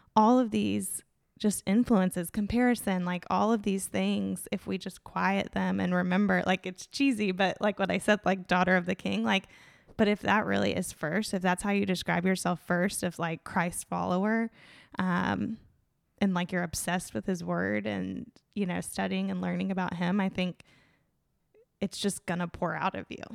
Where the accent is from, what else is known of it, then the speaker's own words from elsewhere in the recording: Tallahassee, Florida, United States; born and raised in Tallahassee.